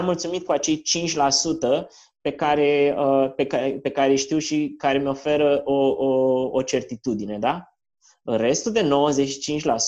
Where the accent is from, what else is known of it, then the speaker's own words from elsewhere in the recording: Piatra Neamț, Neamț County, Romania; moved away; also born or lived in Canada; Crescând la Piatra Neamț